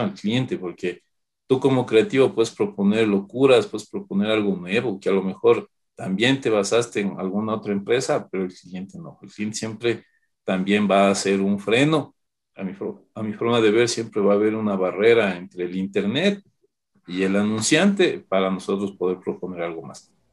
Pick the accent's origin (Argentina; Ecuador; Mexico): Ecuador